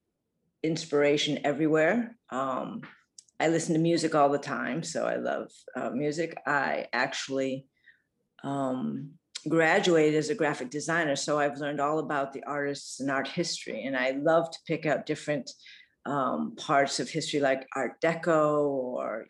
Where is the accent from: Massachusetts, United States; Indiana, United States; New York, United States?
Massachusetts, United States; moved away as an adult; also born or lived in Virginia / Venezuela; I was born in Virginia. Yeah. I grew up in Massachusetts